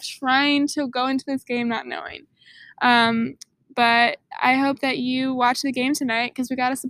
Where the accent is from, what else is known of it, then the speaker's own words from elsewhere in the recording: Arizona, United States; I'm from Arizona.